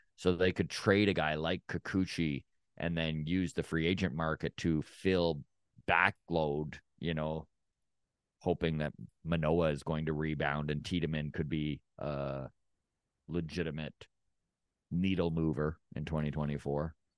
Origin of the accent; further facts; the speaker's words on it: Canada; as just a Canadian